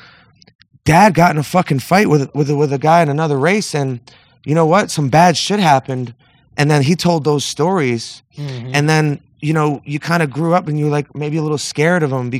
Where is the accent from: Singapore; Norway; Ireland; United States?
United States; Northeast; I grew up in the Northeast in like a middle, very, very middle class situation